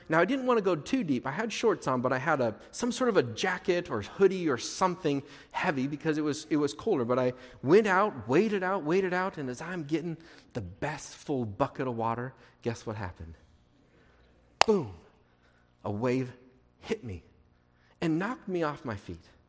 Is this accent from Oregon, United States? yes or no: yes; Portland, Oregon, United States; I grew up in Portland